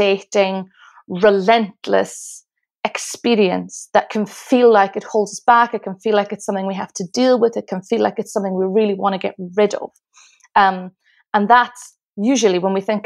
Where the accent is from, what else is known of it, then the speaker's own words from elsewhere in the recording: Isle of Lewis, Outer Hebrides, Scotland, United Kingdom; now in Glasgow, United Kingdom; Well, I live in Glasgow. I've lived in Glasgow, Scotland for nearly 19 years, but I'm originally from the Isle of Lewis, which is in the Outer Hebrides of Scotland.